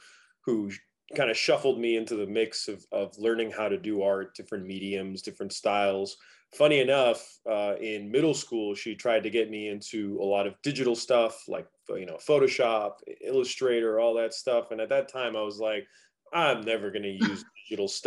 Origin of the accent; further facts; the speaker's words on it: Fort Lauderdale, Florida, United States; also born or lived in Miami; I'm originally from Fort Lauderdale